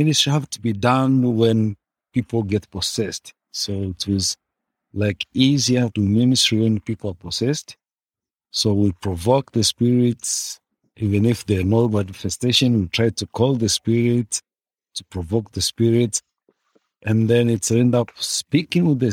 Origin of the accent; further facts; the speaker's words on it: Tanzania; I am from Tanzania